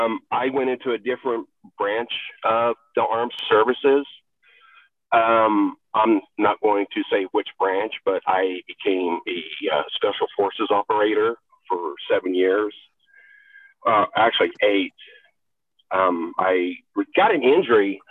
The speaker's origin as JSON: {"language": "English", "region": "a rural Appalachian state", "country": "United States", "tie": "born or raised there", "also_born_or_lived": "Texas", "moved": "as an adult", "said": "I was born in Texas. I did not grow up there. Actually, I grew up in a rural Appalachian state until I was 18"}